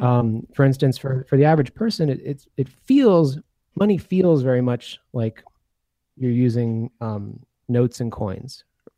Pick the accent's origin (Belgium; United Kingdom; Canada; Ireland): Belgium; also born or lived in United States; I was born in the U.S., but I grew up in Belgium.